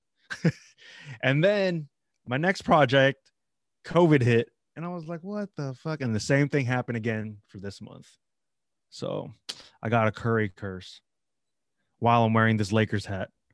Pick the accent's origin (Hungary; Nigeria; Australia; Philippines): Philippines; I'm Filipino